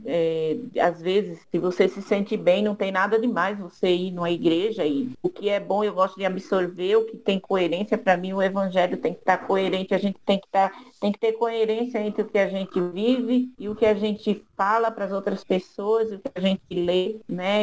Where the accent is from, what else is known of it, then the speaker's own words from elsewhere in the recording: Recife, Pernambuco, Brazil; eu sou do Recife